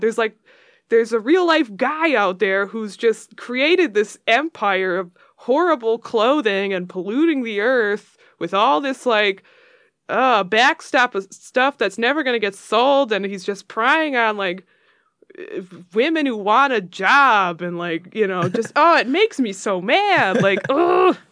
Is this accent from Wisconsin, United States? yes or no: no; Royal Oak, Michigan, United States; growing up in Royal Oak